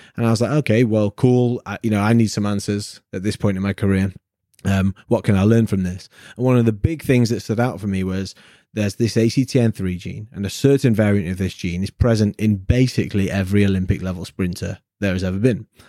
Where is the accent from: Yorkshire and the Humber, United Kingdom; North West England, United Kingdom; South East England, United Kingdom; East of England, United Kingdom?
North West England, United Kingdom; Manchester; I'm from Manchester in the north of England where we meant to be salt of the earth grafters